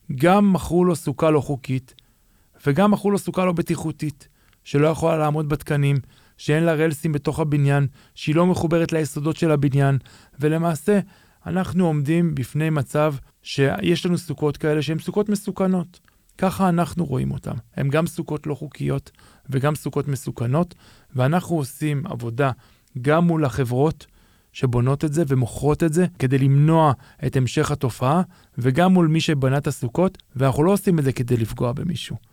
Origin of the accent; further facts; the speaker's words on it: Jerusalem, Jerusalem District, Israel; נולדתי בשוק, מה שנקרא, גדלתי בשוק, ההורים שלי היה להם חנות בשוק